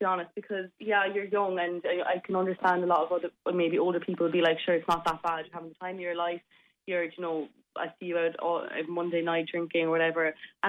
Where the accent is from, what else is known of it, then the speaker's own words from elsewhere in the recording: Cork, Munster, Ireland; I don't live at home just because I'm from Cork and I go to UL, so I have to live in Limerick